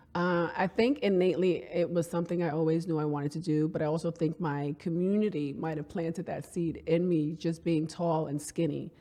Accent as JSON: {"language": "English", "town": "New York City", "region": "New York", "country": "United States", "tie": "born or raised there"}